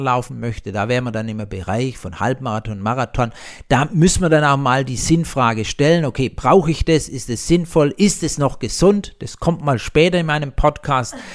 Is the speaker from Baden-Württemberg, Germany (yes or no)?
yes; Blaubeuren, Baden-Württemberg, Germany; ich komme ja aus Blaubeira, das Schwäbische Alb, Blautopf